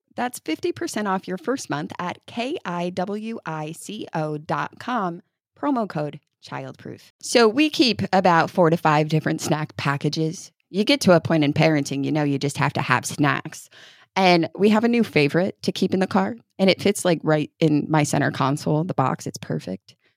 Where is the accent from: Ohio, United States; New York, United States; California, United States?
New York, United States; now in Kentucky, United States; I'm from New York